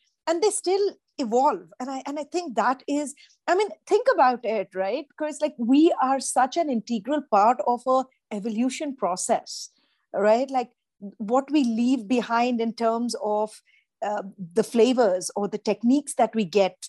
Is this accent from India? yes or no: yes; India; moved away; I grew up in India. To me, Italian food was that, right? Till the time I came over here